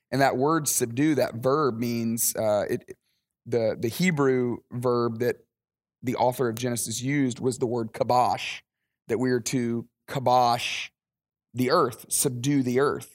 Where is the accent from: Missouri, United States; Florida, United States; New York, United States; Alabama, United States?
Alabama, United States; moved away as an adult; also born or lived in Dallas, Texas; now in Atlanta, United States; I grew up in Alabama.